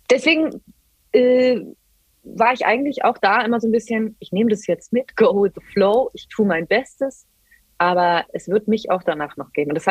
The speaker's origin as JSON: {"language": "German", "country": "Germany", "said": "wir, wir, kommen aus Deutschland, wir kommen aus einem der reichsten Männer der ganzen Welt"}